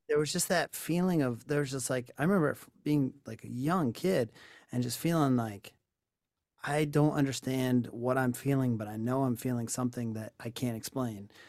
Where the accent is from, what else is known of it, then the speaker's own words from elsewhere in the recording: New York, United States; I grew up in New York.